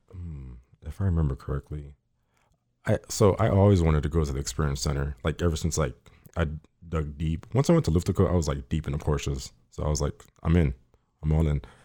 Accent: Miami, Florida, United States; now in Fort Lauderdale, United States; I grew up in Miami for, like, eighteen years.

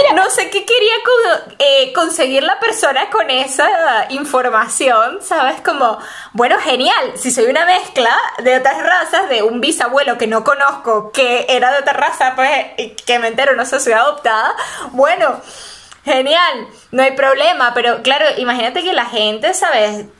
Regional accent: Mérida, Venezuela; also born or lived in Caracas; yo soy de Mérida

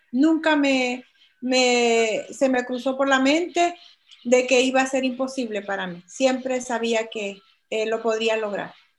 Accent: El Salvador; moved away as an adult; now in United States; soy de El Salvador y actualmente vivo en los Estados Unidos.

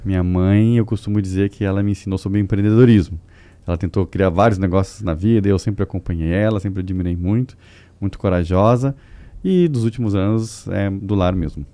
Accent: Porto Alegre, Rio Grande do Sul, Brazil; moved away as an adult; now in São Paulo, Brazil; Eu não sou paulista, na verdade eu sou gaúcho de Porto Alegre, moro em São Paulo desde 2014 apenas

